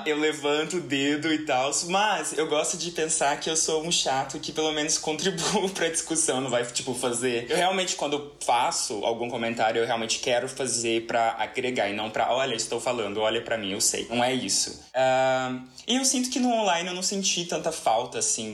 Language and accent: Portuguese; Uberlândia, Minas Gerais, Brazil; eu sou uberlandense, eu sou o único uberlandense legítimo desse trio aqui